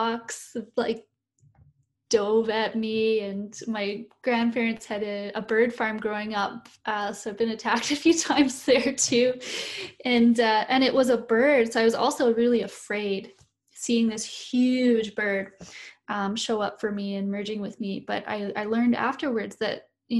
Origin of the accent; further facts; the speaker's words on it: Canada; I'm a Canadian, but I'm not an Indigenous person here to Canada